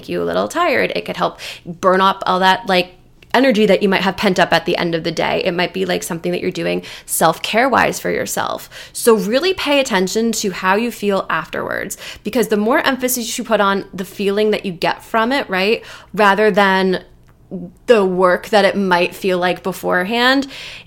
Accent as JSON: {"language": "English", "region": "New Jersey", "country": "United States", "said": "I'm from Jersey"}